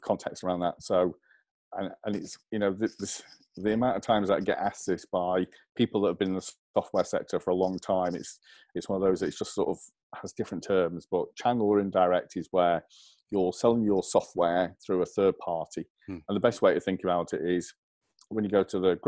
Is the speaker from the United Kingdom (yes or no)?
yes; England, United Kingdom; accent: English; take my little English accent